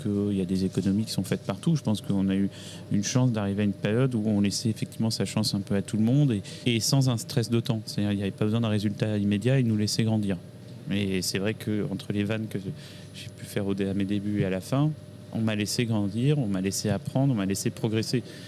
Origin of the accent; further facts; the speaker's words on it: Paris, Île-de-France, France; also born or lived in Boulogne-Billancourt; j'ai grandi euh, à Paris, j'ai beaucoup, beaucoup déménagé, donc un peu partout dans Paris